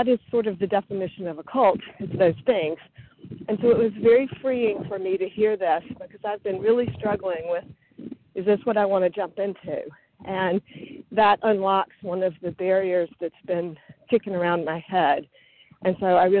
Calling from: Maryland, United States; I'm calling in from Maryland, just north of D.C.

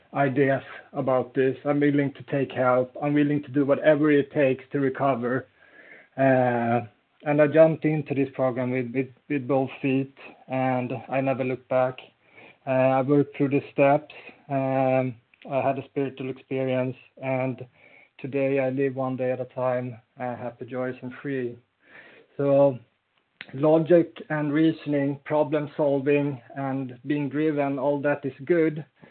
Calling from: Falun, Dalarna County, Sweden; I'm like …, and I'm calling in from Falun in Sweden.

